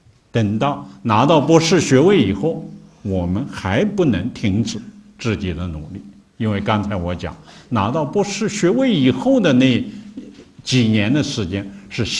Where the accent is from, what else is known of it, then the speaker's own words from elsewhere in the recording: China; 或者说我们中国人编的，这个它都是其中很多也一或者有相当一些吧，提的都是外国人的名字